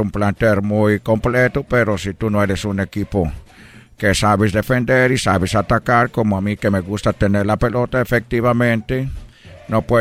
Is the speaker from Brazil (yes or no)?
yes; Brazil; Spanish is a second language; now in Mexico; yo como brasileiro que me siento mexicano, quiero que México siempre le vaya bien.